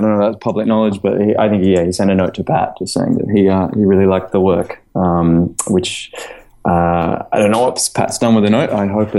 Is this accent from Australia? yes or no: yes; Australia; also born or lived in London; now in Sydney, Australia; growing up in Australia